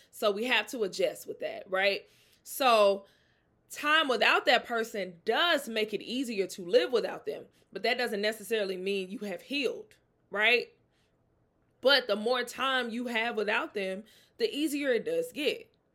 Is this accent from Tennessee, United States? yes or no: no; Mississippi, United States; I'm from the South. I'm from Mississippi. Very close to New Orleans